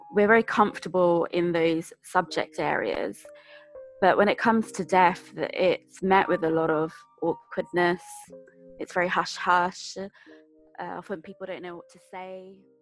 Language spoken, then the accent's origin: English; London, United Kingdom; I'm born and bred from Greater London